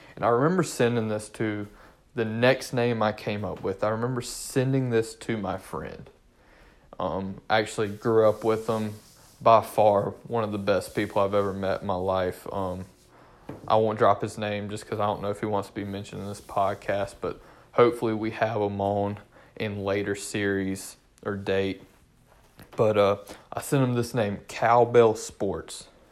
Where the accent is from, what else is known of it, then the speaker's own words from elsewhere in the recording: Durham, North Carolina, United States; also born or lived in Orange County, North Carolina; I'm from Durham.